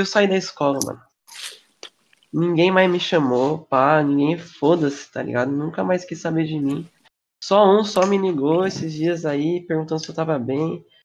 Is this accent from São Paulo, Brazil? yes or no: yes; São Paulo, Brazil; sou de São Paulo